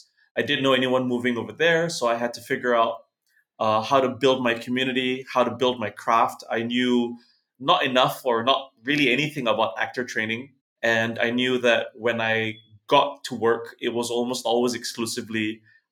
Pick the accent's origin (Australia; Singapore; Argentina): Singapore; moved away as an adult; also born or lived in Los Angeles, United States; Growing up in Singapore in the 80s and 90s